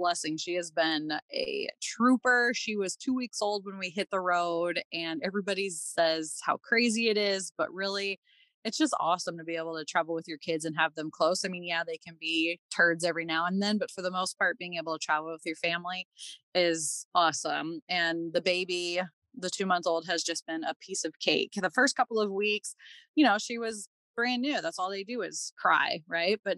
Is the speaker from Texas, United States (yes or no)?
no; Iowa, United States; moved away as an adult; also born or lived in Minnesota; now in Provo, United States; I was actually born in Minnesota, moved to Iowa when I was like, I don't know, 10 or 12, when my parents found an acreage there. My dad found a job there. And then that's kind of where I grew up.